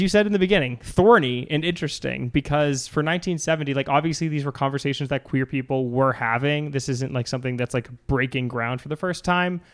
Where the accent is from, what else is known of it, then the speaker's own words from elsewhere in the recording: Cape Cod, Massachusetts, United States; I'm from Massachusetts, Cape Cod